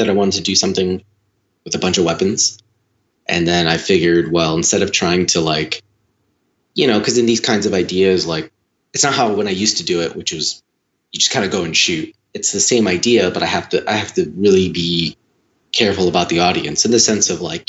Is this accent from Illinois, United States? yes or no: yes; Chicago, Illinois, United States; also born or lived in Los Angeles; relocated my family back to my hometown in Chicago